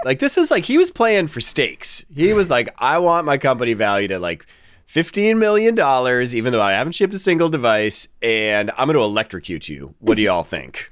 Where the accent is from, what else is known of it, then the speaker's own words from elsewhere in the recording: Boston, Massachusetts, United States; I'm the guy from Boston